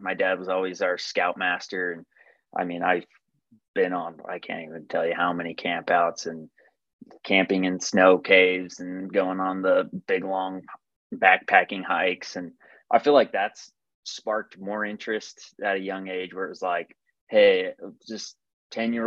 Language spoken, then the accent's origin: English; St. George, Utah, United States; born and raised in St. George, Utah